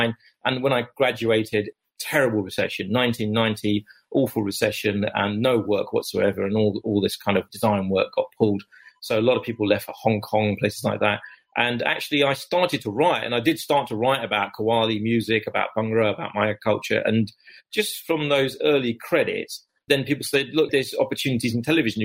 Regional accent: London, United Kingdom; accent: Cockney; where I grew up in East London

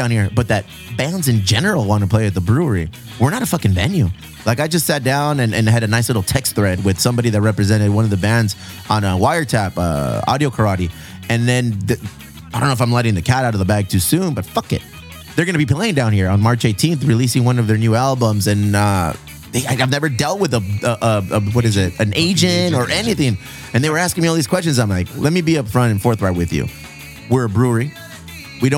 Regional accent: Chula Vista, California, United States; I'm from San Diego, Chula Vista

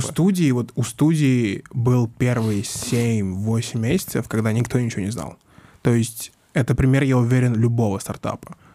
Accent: Mytishchi, Moscow Oblast, Russia; я вырос в Мытищах, сельская школа

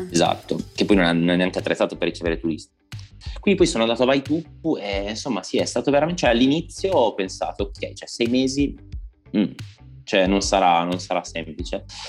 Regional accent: Parma, Emilia-Romagna, Italy; now in Turin, Italy; sono originario di Parma, però adesso mm, vivo a Torino in questo momento

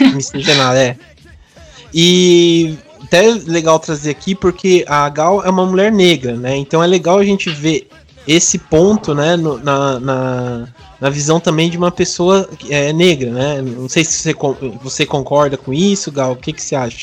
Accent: Brazil; tanto como brasileiro

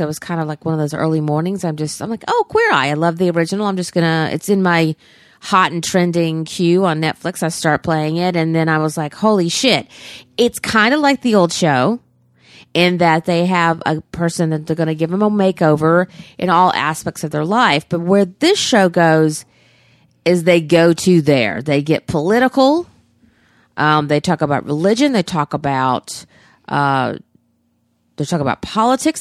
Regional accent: the South, United States; being a Southerner

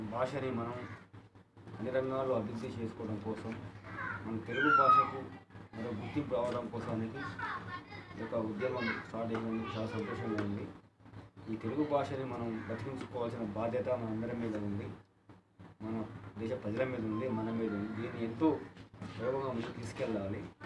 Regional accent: Rajolu village, Mahabubabad district, Telangana, India; రాజుల గ్రామ సర్పంచ్ మాది మండలం కోయి జిల్లా మహబూబాబాద్ తెలంగాణ రాష్ట్రం

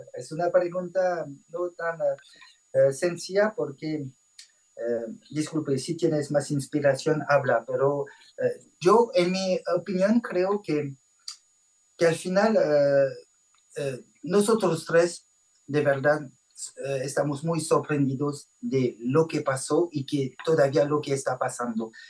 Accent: France; Spanish is a second language; nuestra casita en Francia y mm, nadie en la familia tiene raíces latinas, no hablábamos español

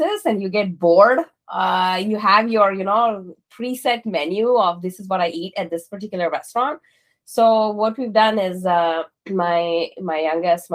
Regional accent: Mysore, Karnataka, India; moved away; I was born in this little town called Mysore, in the southern part of India.

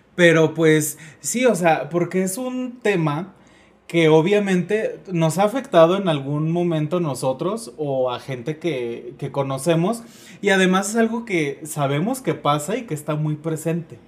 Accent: Mexico; nosotros que somos mexicanos

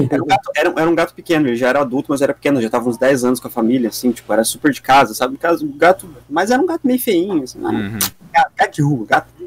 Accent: Dois Vizinhos, Paraná, Brazil; born there; Considero essa cidade como minha cidade natal. Mas não nasci aqui, nasci em dois vizinhos, que é dá uns 300, 400 quilômetros daqui, lá para o sudoeste do Paraná. É Paraná também, mas é mais sudoeste. Fica mais ali perto da divisa de Santa Catarina e tal.

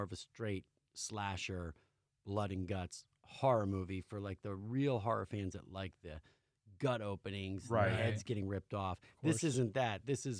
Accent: California, United States; and I'm from California

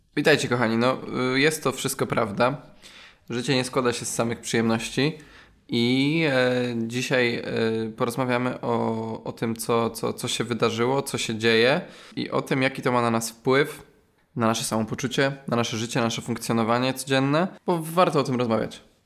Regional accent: Poland; Ja na przykład pochodzę ze wsi

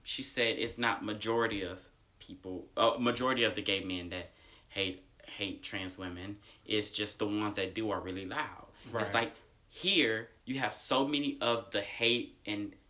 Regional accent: Atlanta, Georgia, United States; I'm from good old Atlanta

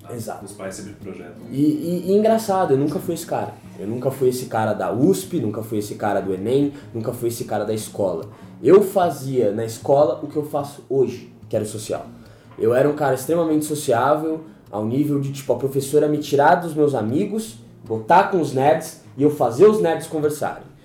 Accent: São Paulo, Brazil; eu nasci fui criado aqui em São Paulo, raiz, Pirituba City, desde sempre

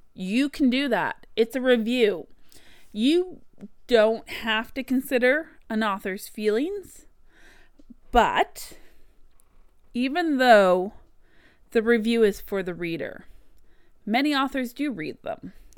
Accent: Canada; as a Canadian author, this is actually something I've seen a lot when I use my own native spelling, what I grew up and learned

